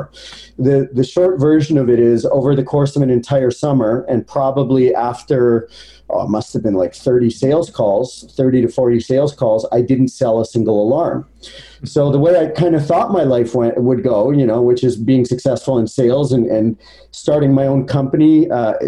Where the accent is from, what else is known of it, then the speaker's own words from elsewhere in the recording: Edmonton, Alberta, Canada; So I was born in Edmonton, Alberta.